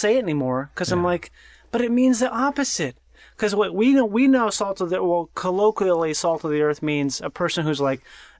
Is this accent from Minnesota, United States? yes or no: yes; Minnesota, United States; I grew up in Minnesota.